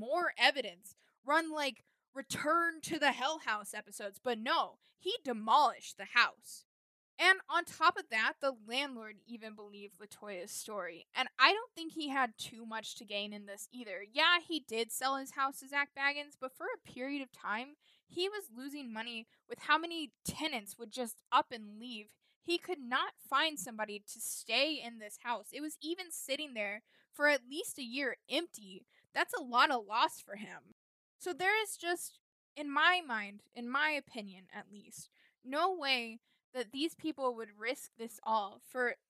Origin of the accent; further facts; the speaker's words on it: Indiana, United States; my home state of Indiana